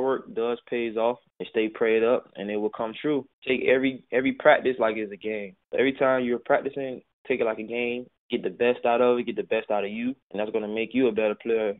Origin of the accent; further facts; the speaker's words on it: Miami, Florida, United States; growing up in Miami